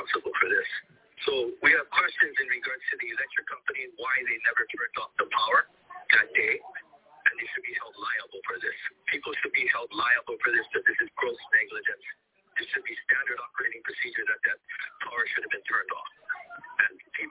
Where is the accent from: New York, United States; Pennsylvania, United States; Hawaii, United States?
Hawaii, United States; I'm Hawaiian. I grow cattle